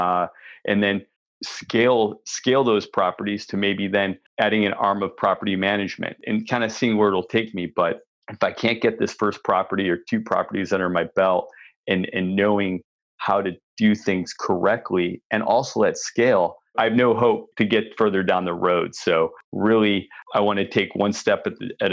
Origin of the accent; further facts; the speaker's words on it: Cleveland, Ohio, United States; also born or lived in Columbus, Ohio; now in Washington, D.C., United States; I grew up in Cleveland, went to school at Ohio State